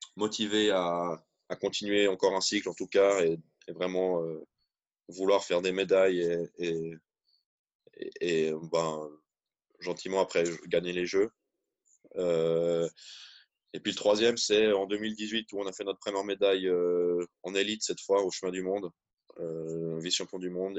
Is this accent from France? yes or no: no; Switzerland; en tant que petit Suisse